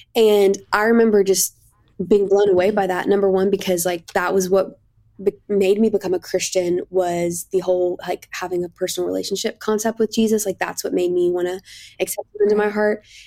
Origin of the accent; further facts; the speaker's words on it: Kentucky, United States; I grew up in Kentucky